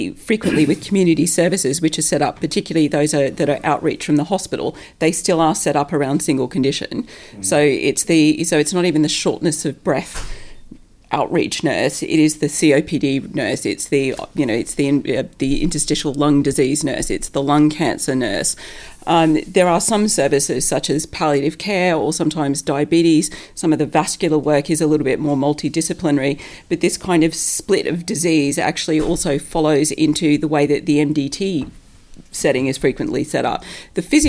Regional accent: Australia; now in United Kingdom; I come from Australia where distance is distance

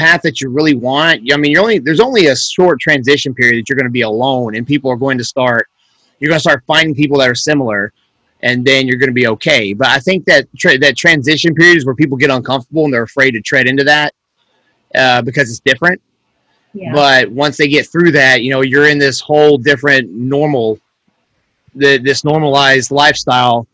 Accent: the South, United States; growing up in the South and doing a lot of yard work and stuff

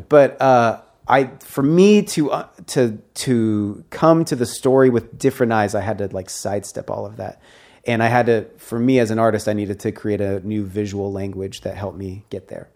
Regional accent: Seattle, Washington, United States; I grew up in Seattle

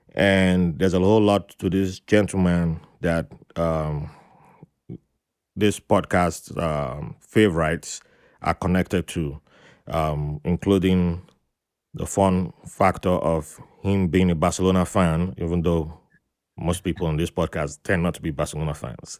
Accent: Nigeria; moved away; as a kid growing up in Nigeria

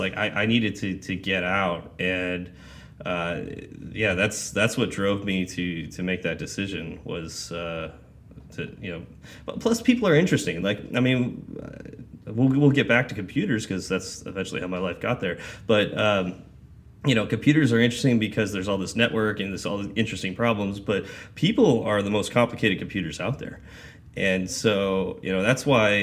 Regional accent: Lancaster or Palmdale, California, United States; moved away as an adult; also born or lived in Fresno, California / Wichita, Kansas / Las Cruces, New Mexico; I grew up in Lancaster or Palmdale, went to Fresno State for 3

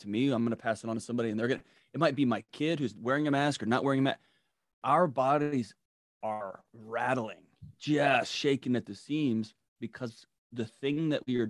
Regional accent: Texas, United States; now in Nashville, United States; I'm from Texas

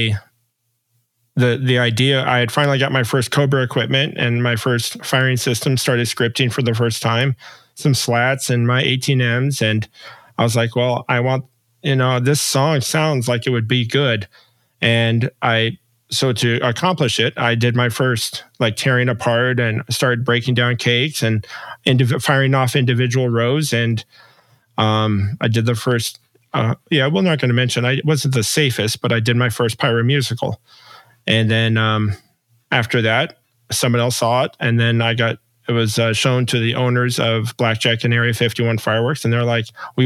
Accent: Las Vegas, Nevada, United States; I'm born and raised in Vegas, so I am a true Vegas native. I've lived here my whole life

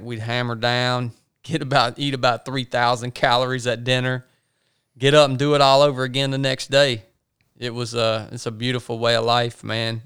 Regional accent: the South, United States; accent: country; dudes like us that were born and raised in the South

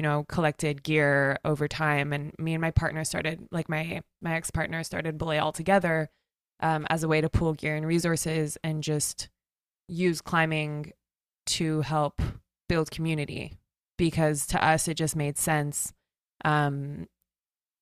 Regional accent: Pacific Northwest, United States; moved away as an adult; I grew up here. I grew up in the Pacific Northwest

